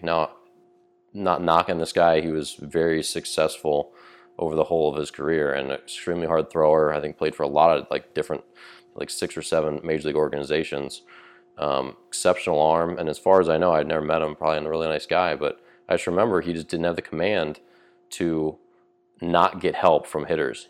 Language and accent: English; Maryland, United States; moved away; when I grew up in Maryland